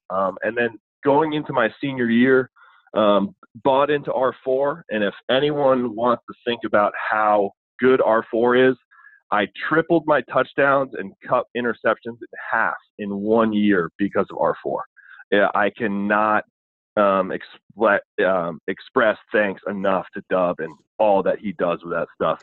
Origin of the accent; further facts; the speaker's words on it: Burlington, Vermont, United States; moved away as an adult; also born or lived in Maryland; now in Sykesville, United States; I'm not from Maryland originally. I'm from New England, uh, the always hotbed of high school football, Burlington, Vermont.